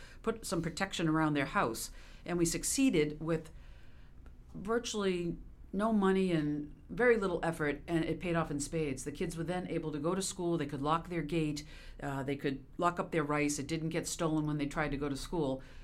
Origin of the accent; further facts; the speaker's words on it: a suburb of Boston, Massachusetts, United States; I'm from the Boston area. I grew up not with a silver spoon in my mouth, but in a suburb of Boston